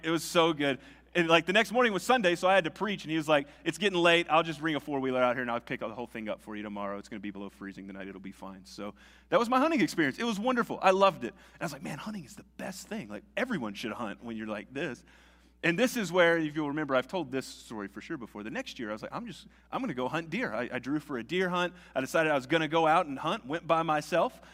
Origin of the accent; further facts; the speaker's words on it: Nashville, Tennessee, United States; moved away as an adult; also born or lived in Socorro, New Mexico; I grew up in a suburb of Nashville